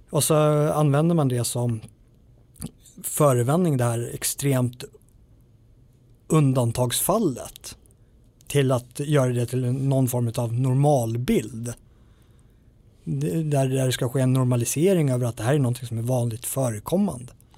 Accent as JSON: {"language": "Swedish", "country": "Sweden"}